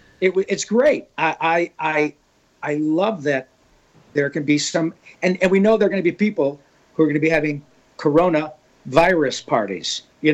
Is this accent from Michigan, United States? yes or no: yes; Grand Blanc, Michigan, United States; moved away; That's my old home. I went to high school in Grand Blanc.